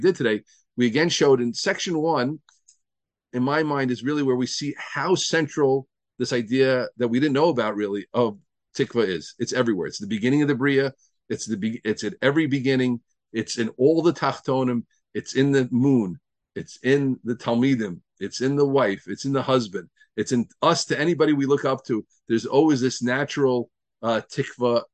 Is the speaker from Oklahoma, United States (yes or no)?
no; New Jersey, United States; also born or lived in Pittsburgh, Pennsylvania; I lived in New Jersey